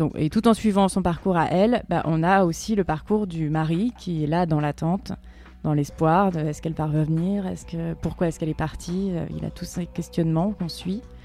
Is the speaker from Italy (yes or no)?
no; Berry, Centre-Val de Loire, France; moved away; j'ai grandi dans le Berry